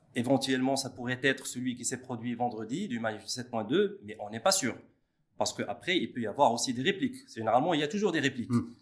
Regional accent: Morocco; chez nous au Maroc

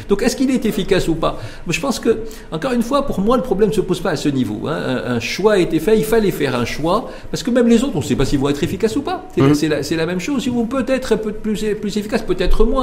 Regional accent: Morocco; chez nous au Maroc

